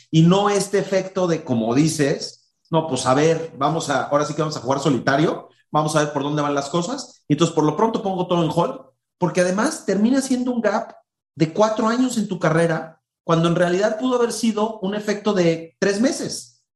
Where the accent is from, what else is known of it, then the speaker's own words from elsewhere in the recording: Mexico; en nuestra cultura como mexicanos